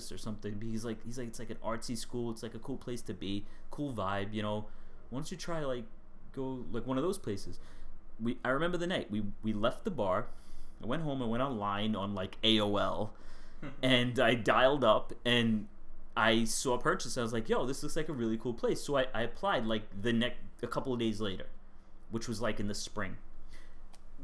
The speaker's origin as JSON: {"language": "English", "town": "New York City", "region": "New York", "country": "United States", "tie": "born or raised there", "said": "I grew up in Staten Island"}